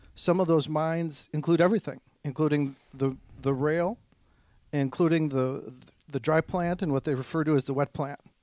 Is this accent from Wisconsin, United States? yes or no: yes; Cumberland, Wisconsin, United States; now in Eau Claire, United States; I'm originally a farm kid from Cumberland.